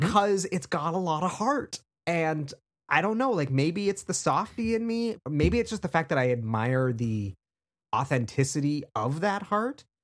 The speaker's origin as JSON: {"language": "English", "country": "Canada", "said": "being Canadian"}